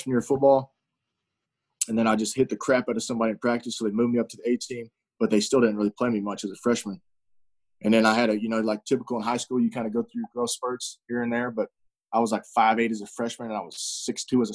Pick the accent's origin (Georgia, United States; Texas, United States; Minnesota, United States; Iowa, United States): Texas, United States; Azle; I grew up in Azle, Texas, out here in the Fort Worth area. That's where I'm at right now